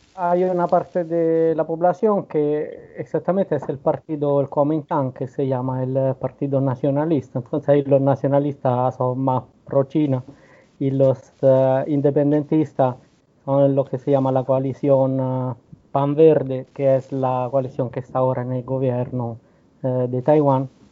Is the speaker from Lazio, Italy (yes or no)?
yes; Rome, Lazio, Italy; yo soy de Roma